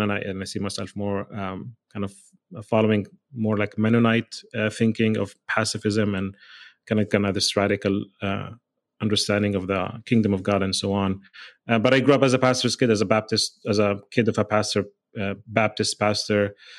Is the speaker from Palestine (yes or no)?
yes; Bethlehem, West Bank, Palestine; moved away; also born or lived in Jerusalem / Beit Sahour; I was born in Jerusalem, and I grew up in Bethlehem.